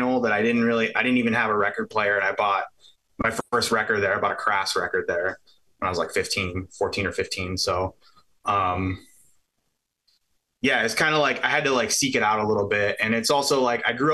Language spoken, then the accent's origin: English; Pittsburgh area, Pennsylvania, United States; The area I grew up was like, so I'm from Pittsburgh. I'm from like half an hour south of the city.